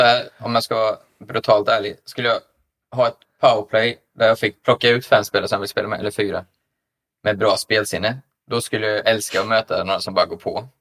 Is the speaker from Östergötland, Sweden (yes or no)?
yes; Linköping, Östergötland, Sweden; min hemstad Linköping